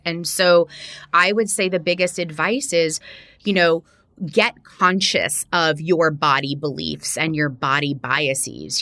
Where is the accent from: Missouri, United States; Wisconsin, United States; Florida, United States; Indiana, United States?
Florida, United States; Miami; I grew up in Miami, Florida